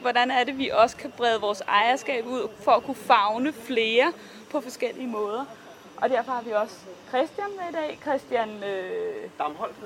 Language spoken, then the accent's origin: Danish; Viborg, Central Denmark Region, Denmark; jeg kommer fra Viborg